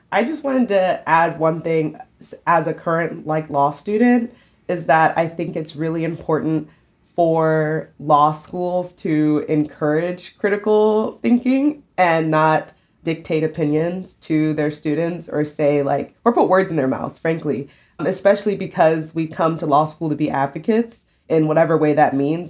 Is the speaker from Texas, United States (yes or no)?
no; South Carolina, United States; moved away as an adult; now in New York, United States; I've lived in South Carolina my whole life